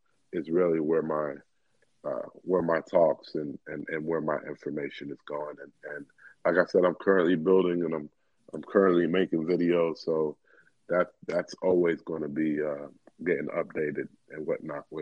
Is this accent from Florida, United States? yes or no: yes; Miami, Florida, United States; all of us Miamis